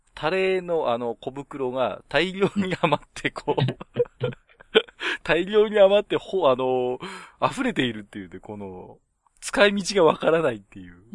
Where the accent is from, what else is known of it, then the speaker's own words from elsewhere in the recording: Tohoku, Japan; 僕も東北人なんで